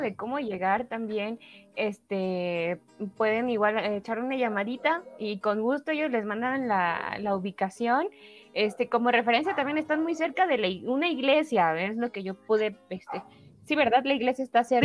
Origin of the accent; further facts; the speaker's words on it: Oaxaca, Mexico; como oaxaqueños